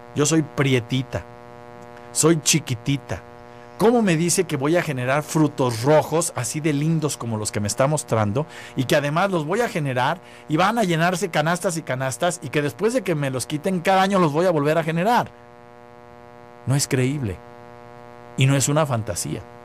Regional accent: Mexico; nosotros como mexicanos

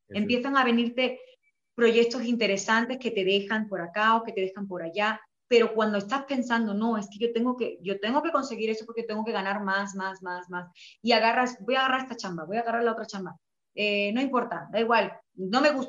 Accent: Spain; y yo me sentí súper afortunada de, como española, cantar música regional mexicana

